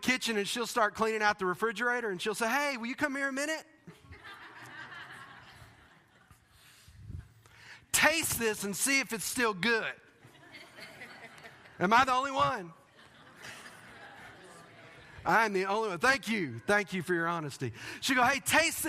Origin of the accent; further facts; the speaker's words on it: Texas, United States; moved away; I'm from Texas